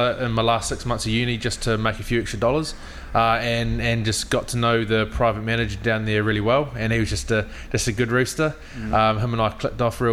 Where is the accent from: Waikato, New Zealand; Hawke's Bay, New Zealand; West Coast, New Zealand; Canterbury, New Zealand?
Hawke's Bay, New Zealand; Havelock North; also born or lived in Dunedin / Wellington / Auckland / Christchurch; So I'm from Hawke's Bay, Havelock North, youngest of three brothers. So grew up there literally right through till the end of school